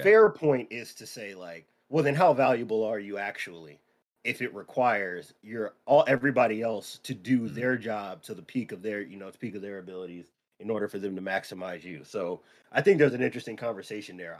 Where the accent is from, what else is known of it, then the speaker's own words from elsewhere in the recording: San Diego, California, United States; Growing up in San Diego